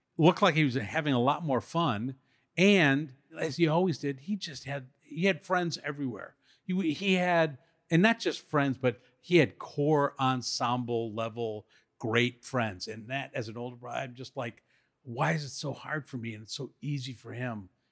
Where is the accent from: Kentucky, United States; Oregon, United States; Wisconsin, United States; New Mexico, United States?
Wisconsin, United States; Madison; Madison, Wisconsin. That's where we grew up, all of us. And I still live there.